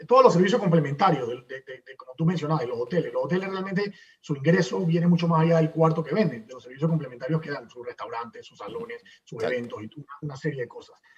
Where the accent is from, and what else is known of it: Panama